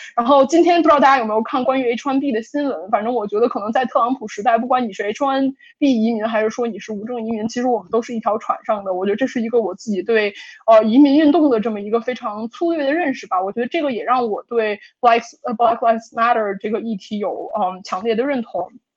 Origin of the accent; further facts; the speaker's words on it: Beijing, China; moved away as an adult; now in United States; 我是一个在一个北京中产家庭长大的一个小孩儿，然后我十八岁的时候来美国读本科